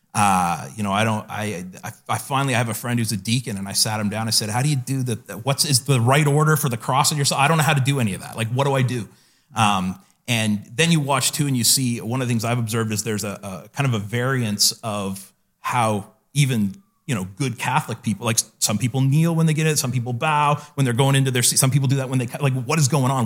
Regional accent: the Maritimes, Canada; I grew up in the Maritimes here

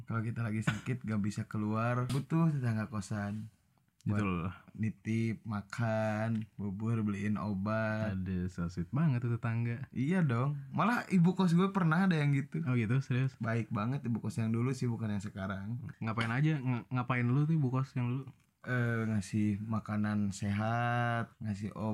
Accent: Tasikmalaya, West Java, Indonesia; kecuali kalau daerah kabupaten apalagi kalau di kota gue di Tasik apa tuh mahal gak kosan

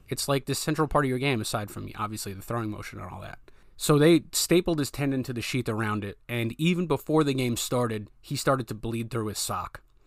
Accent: Rhode Island, United States; I was born and raised in Rhode Island

